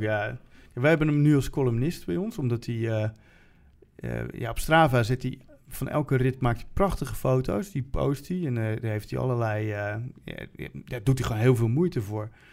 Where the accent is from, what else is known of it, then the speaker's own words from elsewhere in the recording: Utrecht, Netherlands; als Utrechter